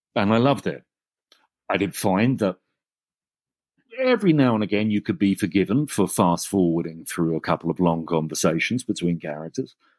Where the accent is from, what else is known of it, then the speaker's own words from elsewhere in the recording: England, United Kingdom; And I'm English